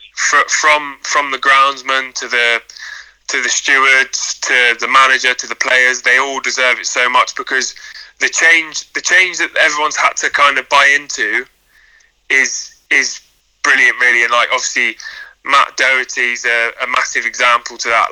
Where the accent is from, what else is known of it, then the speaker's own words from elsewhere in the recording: Ludlow, West Midlands, United Kingdom; I'm from Ludlow